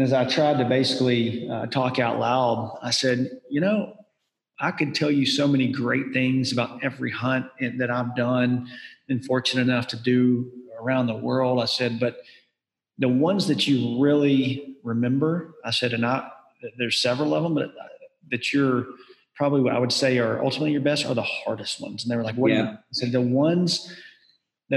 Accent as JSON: {"language": "English", "region": "Southern U.S.", "country": "United States", "tie": "born or raised there", "said": "I grew up in the Southern U.S."}